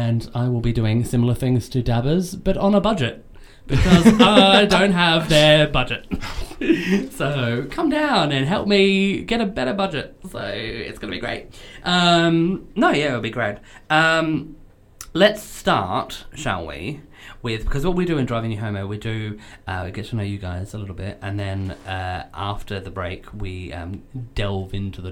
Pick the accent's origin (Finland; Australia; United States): Australia; now in United Kingdom; I'm Australian